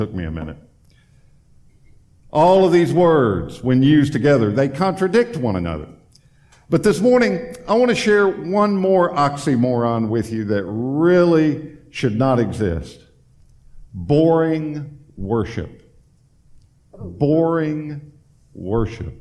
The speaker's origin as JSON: {"language": "English", "region": "Tennessee", "country": "United States", "moved": "as an adult", "lives_now": "Florida, United States", "said": "we're originally from Tennessee"}